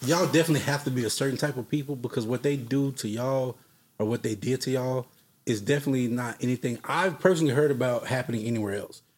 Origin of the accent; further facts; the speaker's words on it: Fort Worth, Texas, United States; also born or lived in Dallas, Texas; I'm from Fort Worth, Texas